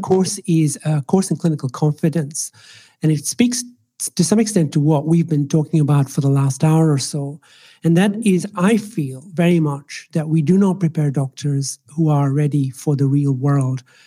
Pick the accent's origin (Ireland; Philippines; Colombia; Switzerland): Ireland; first language Swahili; English is a second language; moved away as an adult; also born or lived in Nairobi, Kenya / Scotland / England; now in Australia; I was raised in the Republic of Ireland, which is why I have this interesting accent.